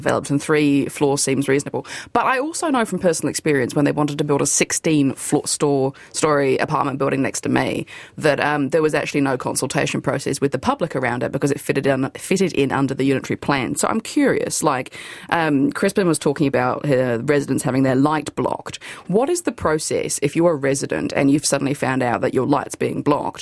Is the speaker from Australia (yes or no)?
no; Auckland, New Zealand; I didn't grow up in Beechhaven, I grew up in Albany.